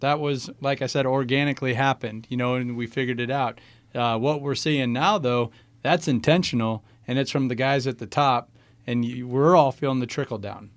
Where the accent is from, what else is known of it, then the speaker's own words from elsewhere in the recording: Midwest, United States; we're from the Midwest, and, you know, so agriculture plays a big part, not only in our lives, but really the economy as a whole around here